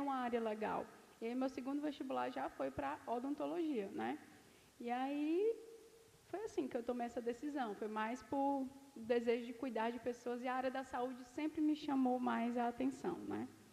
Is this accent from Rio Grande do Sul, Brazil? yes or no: no; Jaguaretama, Ceará, Brazil; also born or lived in Fortaleza; É, eu nasci em Jaguaretama, né? É um interior, um interior do Ceará.